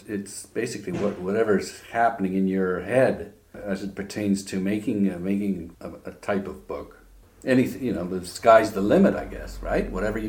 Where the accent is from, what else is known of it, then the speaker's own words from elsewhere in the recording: Saskatchewan, Canada; also born or lived in England; From Canada.